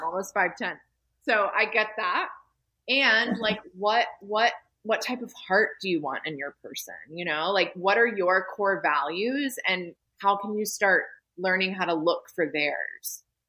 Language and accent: English; the South, United States; You know, I'm from the South, so, you know, all my friends have at least 3 kids by now.